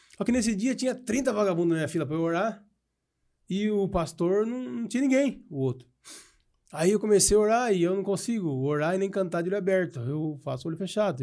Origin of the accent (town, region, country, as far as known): Piracicaba, São Paulo, Brazil